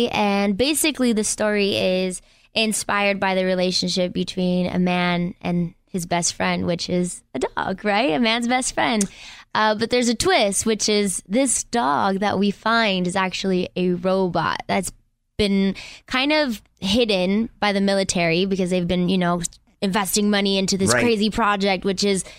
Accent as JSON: {"language": "English", "town": "Inglewood", "region": "California", "country": "United States", "said": "I'm from Inglewood."}